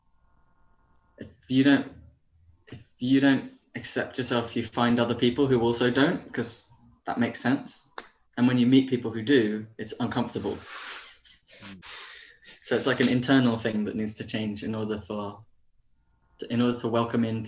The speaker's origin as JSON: {"language": "English", "area": "Dorset", "region": "South West England", "country": "United Kingdom", "said": "I'm from Dorset"}